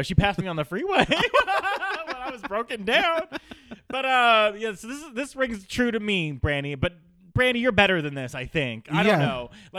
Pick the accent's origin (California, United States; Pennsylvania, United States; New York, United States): California, United States; This is our state. Okay. Maxine Waters was repping me when I was born.